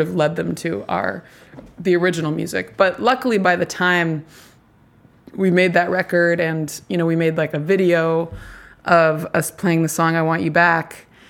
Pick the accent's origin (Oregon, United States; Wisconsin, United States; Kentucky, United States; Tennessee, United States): Tennessee, United States; Nashville; I'm from Nashville